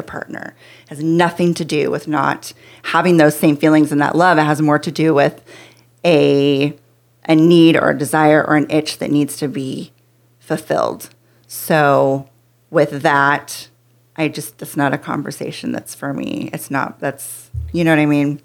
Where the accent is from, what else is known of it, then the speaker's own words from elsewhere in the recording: Pacific Northwest, United States; moved away as an adult; now in Texas, United States; I grew up in the Pacific Northwest